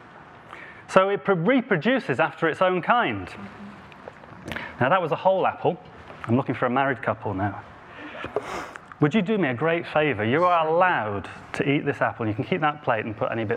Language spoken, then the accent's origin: English; Devon, South West England, United Kingdom; accent: Devon; my Devon accent